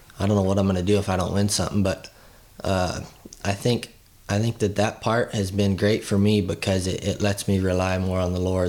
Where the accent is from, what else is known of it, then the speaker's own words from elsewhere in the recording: Caldwell, Idaho, United States; now in Texas, United States; I'm from Caldwell. I went to Caldwell Rodeo every year in Nampa. It's about like every other kid. I grew up roping.